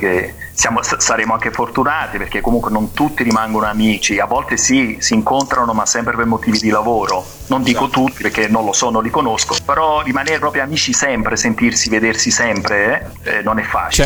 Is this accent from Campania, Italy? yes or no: yes; Naples, Campania, Italy; sono napoletano